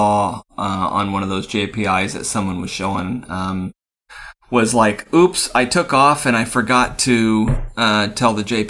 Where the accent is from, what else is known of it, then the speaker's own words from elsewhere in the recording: Missouri, United States; moved away; when I was growing up in Missouri